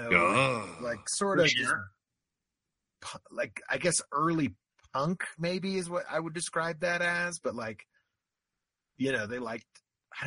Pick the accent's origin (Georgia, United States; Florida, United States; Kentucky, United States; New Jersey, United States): Florida, United States; I grew up in Florida